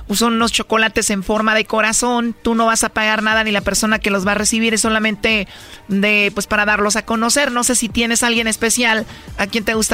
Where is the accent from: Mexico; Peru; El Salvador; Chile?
El Salvador; accent: centroamericano; Soy salvadoreña.